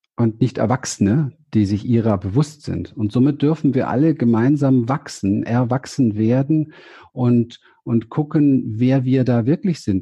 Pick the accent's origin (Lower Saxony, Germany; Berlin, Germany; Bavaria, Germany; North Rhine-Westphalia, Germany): Berlin, Germany; Ich bin in Berlin aufgewachsen im Hinterhof